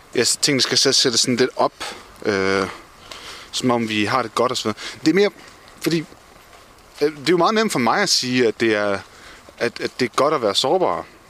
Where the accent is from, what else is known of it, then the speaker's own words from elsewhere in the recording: Denmark; som danskere